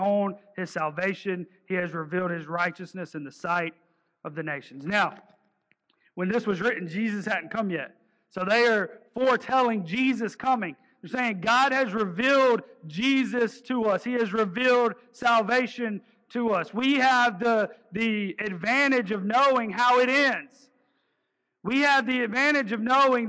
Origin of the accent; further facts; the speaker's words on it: the South, United States; accent: twang; I'm from the South